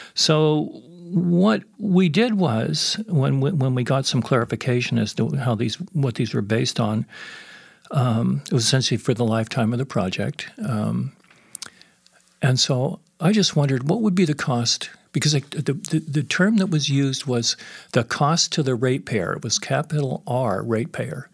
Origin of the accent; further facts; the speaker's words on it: San Francisco area, California, United States; moved away as an adult; now in Edmonton, Canada; it was a very activist area, the San Francisco area